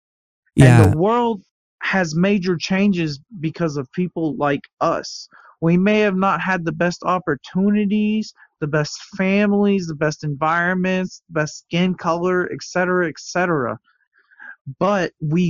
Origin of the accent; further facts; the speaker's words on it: United States; now in Shenzhen, China; Well, also being an American in like, especially in Shenzhen, they do the exact same as well.